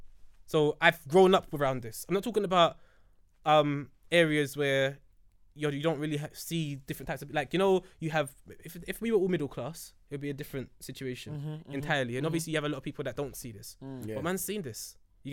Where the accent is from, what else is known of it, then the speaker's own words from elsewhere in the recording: England, United Kingdom; But in England, growing up in ends